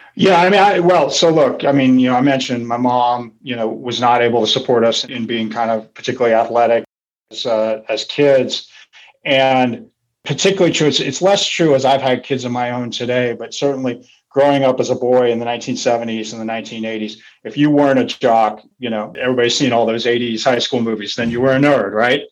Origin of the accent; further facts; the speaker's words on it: Santa Rosa, California, United States; moved away; also born or lived in San Francisco; I was this kid from Santa Rosa, which at the time was really kind of a farm town